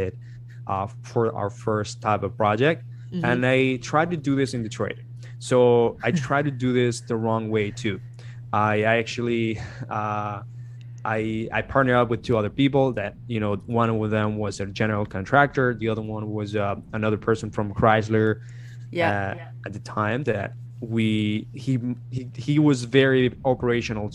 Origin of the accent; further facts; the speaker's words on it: Colombia; moved away as an adult; now in United States; I'm from Colombia, I'm from South America